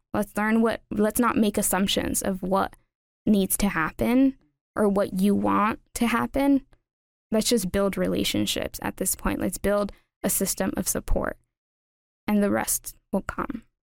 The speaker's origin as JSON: {"language": "English", "town": "Los Angeles", "region": "California", "country": "United States", "tie": "born or raised there", "moved": "as an adult", "lives_now": "Upper Valley, United States", "said": "growing up in Los Angeles, and specifically East L"}